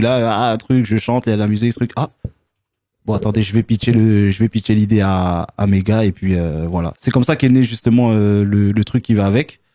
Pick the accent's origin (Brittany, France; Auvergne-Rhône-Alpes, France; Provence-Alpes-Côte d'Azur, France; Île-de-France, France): Île-de-France, France; Sarcelles; on est originaire de Sarcelles